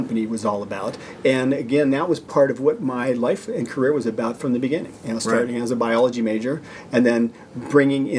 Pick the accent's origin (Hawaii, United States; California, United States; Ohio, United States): Ohio, United States; Salem; moved away; also born or lived in China; I grew up in Salem, and so my mother lives in Salem